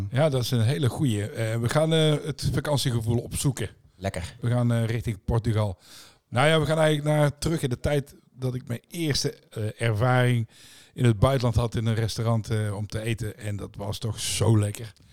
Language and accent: Dutch; Tilburg, North Brabant, Netherlands; ik kom uit Tilburg.